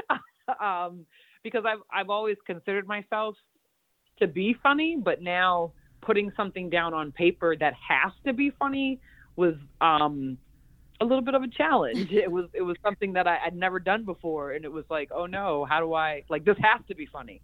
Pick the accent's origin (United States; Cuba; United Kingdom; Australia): United States; Mashpee, Massachusetts; my upbringing like in Mashpee on the res with the with the natives